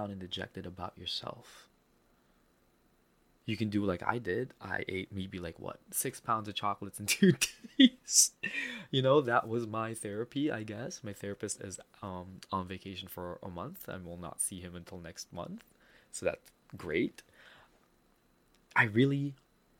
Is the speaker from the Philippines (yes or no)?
yes; Philippines; accent: Filipino; my Filipino accent is so strong